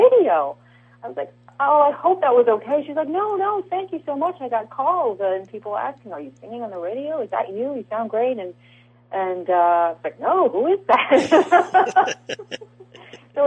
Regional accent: California, United States; I'm from California.

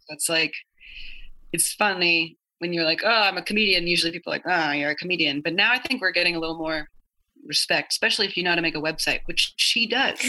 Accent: Idaho, United States; growing up in Idaho

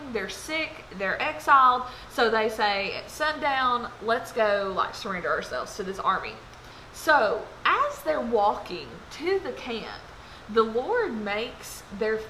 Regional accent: Lebanon, Tennessee, United States; I'm from Lebanon, Tennessee

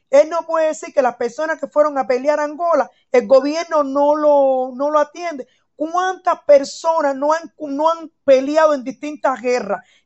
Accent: Cuba; moved away as an adult; now in Germany; yo nací en Cuba, soy cubana, todo el mundo lo sabe, soy muy revolucionaria, ese es mi criterio, vivo en Alemania, no salí de Cuba por problemas de alimento ni nada

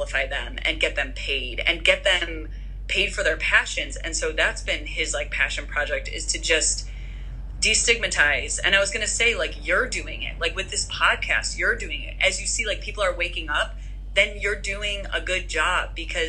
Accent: Midwest, United States; Like, just even where we grew up, like growing up in the Midwest, my mom has 8 siblings, you know, Persian siblings that are opinionated

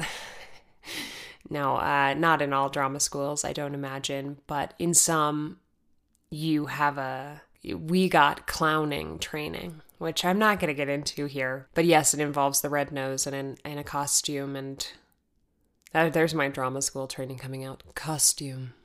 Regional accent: Arizona, United States; moved away; I'm from Arizona

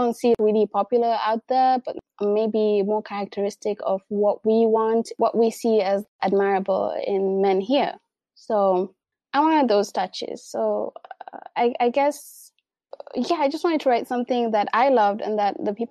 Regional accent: Mombasa County, Kenya; people in my hometown, people from Mombasa

